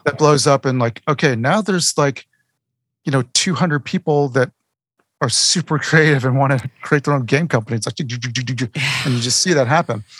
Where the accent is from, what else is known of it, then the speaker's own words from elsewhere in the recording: Texas, United States; moved away as an adult; also born or lived in South Carolina; now in Georgia, United States; I grew up in Texas, and then I moved to South Carolina for a few years